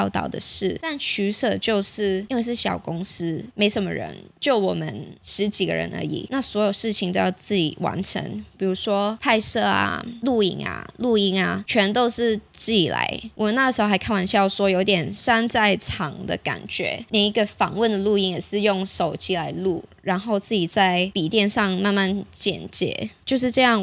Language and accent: Chinese; Hong Kong; moved away as an adult; now in Taiwan; 我是香港来，我是香港人，我来台湾念书已经两年了，之前在香港当过一阵子记者